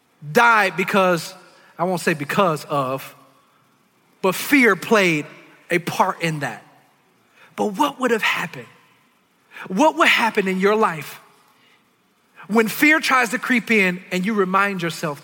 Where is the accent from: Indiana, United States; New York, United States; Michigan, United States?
Michigan, United States; Detroit; I grew up in Detroit. I'm from the hood